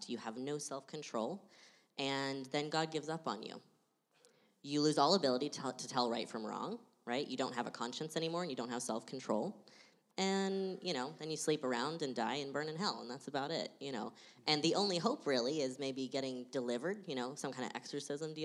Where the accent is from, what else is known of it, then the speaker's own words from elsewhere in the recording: Austin, Texas, United States; now in Portland, United States; I grew up in Austin.